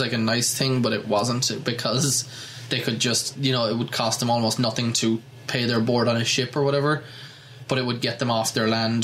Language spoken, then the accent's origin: English; Ireland; moved away